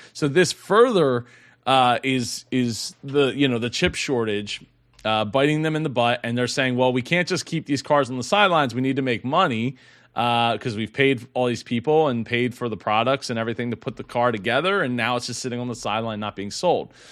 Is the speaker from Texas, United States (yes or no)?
no; Philadelphia, Pennsylvania, United States; I am from the Philly area